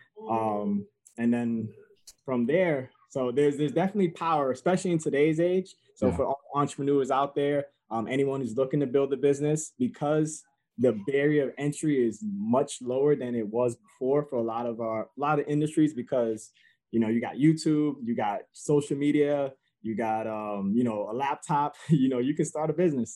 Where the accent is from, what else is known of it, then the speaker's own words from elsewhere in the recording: New York City, New York, United States; also born or lived in Connecticut; now in Stratford, Connecticut, United States; I originally grew up in Bronx, New York, and I was raised in mainly a single family home